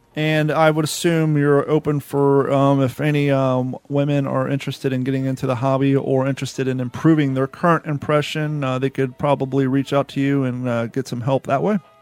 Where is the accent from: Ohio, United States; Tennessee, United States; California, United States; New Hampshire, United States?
Ohio, United States; Columbus; also born or lived in southern Florida; now in Florida, United States; I grew up in Columbus, Ohio, but I didn't get into reenacting until I moved down here to the southern tip of Florida.